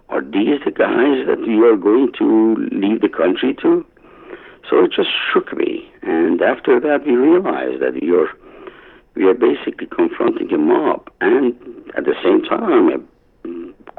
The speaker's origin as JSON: {"language": "English", "country": "Iran", "moved": "yes"}